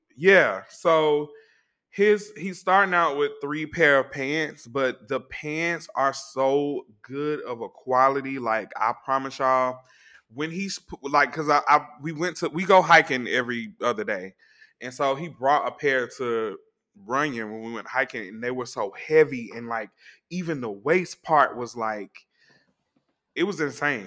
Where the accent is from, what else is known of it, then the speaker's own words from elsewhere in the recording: Atlanta, Georgia, United States; I'm from Atlanta